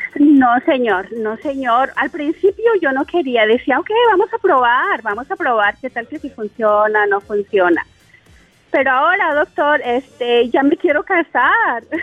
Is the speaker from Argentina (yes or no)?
no; Chihuahua, Mexico; now in Tulsa, United States; somos de Chihuahua los dos, pero nos venimos a vivir para acá